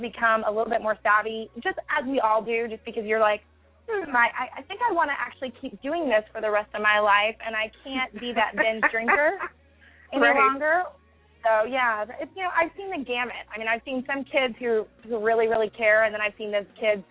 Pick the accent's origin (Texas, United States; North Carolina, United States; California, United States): Texas, United States; Growing up in Texas